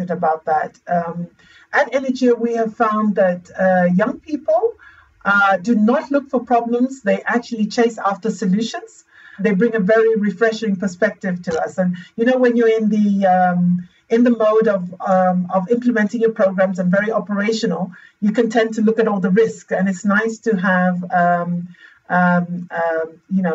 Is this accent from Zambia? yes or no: yes; Zambia; also born or lived in The Hague, Netherlands; my home country, Lusaka, Zambia